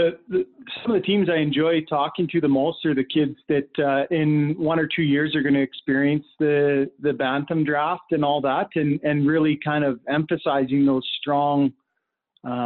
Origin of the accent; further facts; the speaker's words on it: Lethbridge, Alberta, Canada; I'm originally from Lethbridge